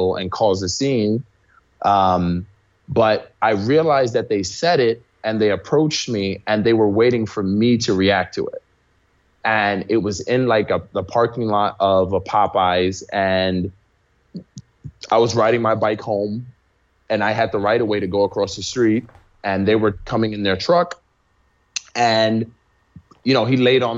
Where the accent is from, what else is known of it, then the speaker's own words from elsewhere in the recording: New York City, New York, United States; I grew up in New York City in the Bronx.